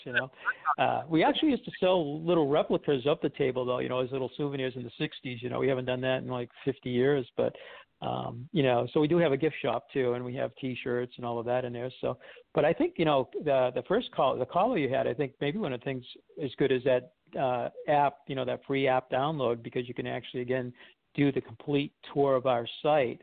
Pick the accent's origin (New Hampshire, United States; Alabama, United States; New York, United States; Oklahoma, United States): New Hampshire, United States; Derry; I came from the town of Derry, New Hampshire, where Alan Shepard and Robert Frost, and that's where we grew up.